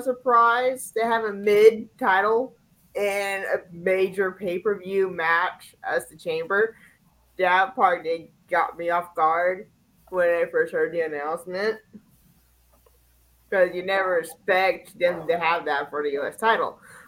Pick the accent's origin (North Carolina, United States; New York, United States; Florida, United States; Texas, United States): Florida, United States; Pensacola; If I do hate Sami, it's because I'm from Pensacola because I'm representing my hometown.